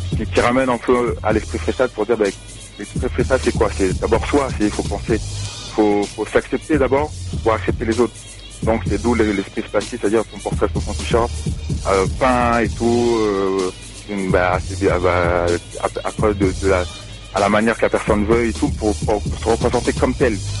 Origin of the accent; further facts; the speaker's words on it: France; now in Gap, France; on est français.